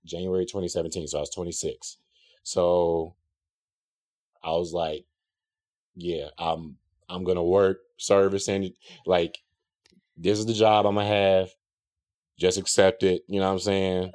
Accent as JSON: {"language": "English", "town": "South Holland", "region": "Illinois", "country": "United States", "tie": "born or raised there", "said": "South Holland is the, the suburb of Chicago that I grew up in."}